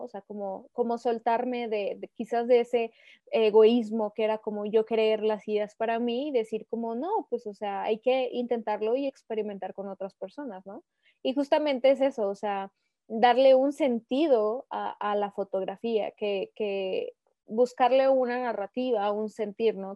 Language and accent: Spanish; Aguascalientes, Mexico; soy originaria de Aguascalientes, aquí he vivido toda mi vida.